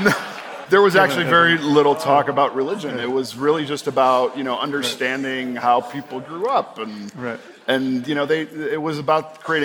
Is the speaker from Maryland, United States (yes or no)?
no; Chicago, Illinois, United States; and I come from Chicago, and Chicago is still one of the most segregated cities in the country.